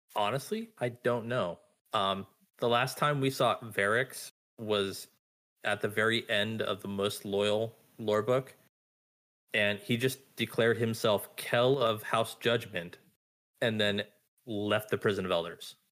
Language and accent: English; Southern California, United States; now in Virginia, United States; I come from Southern California where it's literally four different types of summer all year round.